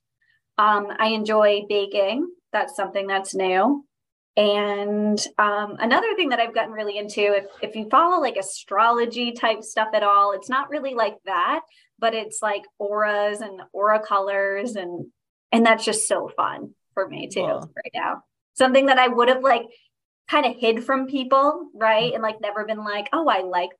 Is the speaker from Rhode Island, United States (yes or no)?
yes; Newport, Rhode Island, United States; I'm from Newport, Rhode Island is where I'm living right now. I'm from this area. Haven't ventured out much